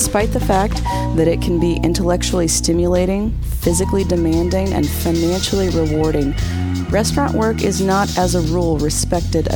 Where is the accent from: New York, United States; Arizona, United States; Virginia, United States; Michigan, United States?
Virginia, United States; Craig County; now in Asheville, United States; I'm originally from Craig County, Virginia